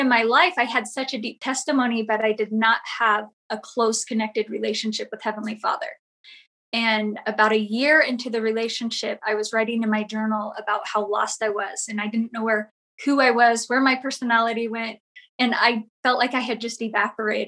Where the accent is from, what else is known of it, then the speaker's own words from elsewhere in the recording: Southern California, United States; I grew up in Southern California